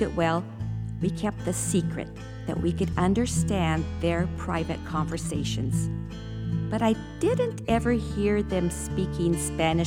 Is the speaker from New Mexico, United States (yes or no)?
yes; Taos, New Mexico, United States; also born or lived in Southern California, United States; I was born in Southern California. And as my older siblings approached their teen years, my parents decided they didn't want to raise us kids in a big city. So we relocated to my Hispanic mother's much smaller hometown of Taos, New Mexico